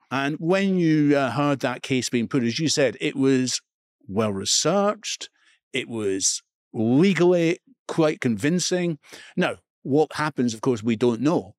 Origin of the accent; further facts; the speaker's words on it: Edinburgh, Scotland, United Kingdom; I grew up in Edinburgh East, in Scotland